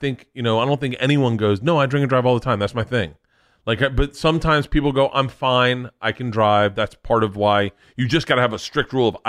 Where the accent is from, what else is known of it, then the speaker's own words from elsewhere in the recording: Florida, United States; But it's still in my head. Growing up in Florida, you did not do drugs.